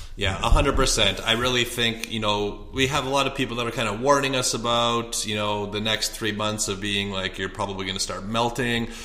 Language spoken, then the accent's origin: English; Canada; moved away as an adult; also born or lived in Edmonton, Alberta; now in Scottsdale, United States